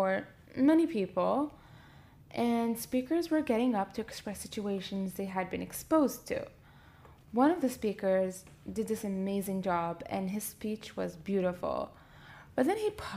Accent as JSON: {"language": "English", "country": "Canada", "tie": "born or raised there", "moved": "as an adult", "lives_now": "Libya", "said": "growing up in Canada and coming as a young adult to pursue life in Libya"}